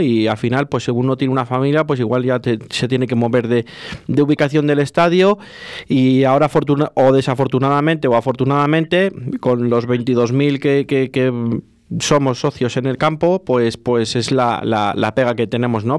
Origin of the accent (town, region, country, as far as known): Valladolid, Castile and León, Spain